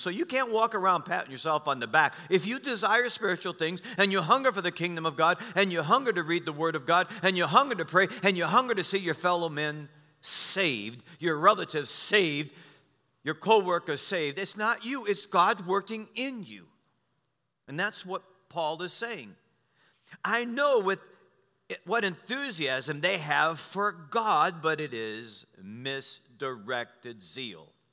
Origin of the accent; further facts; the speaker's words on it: United States; I was born in America